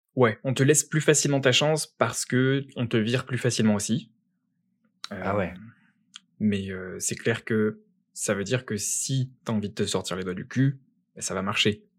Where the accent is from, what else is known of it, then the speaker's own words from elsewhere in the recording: France; moved away as an adult; now in Quebec, Canada; je suis né en France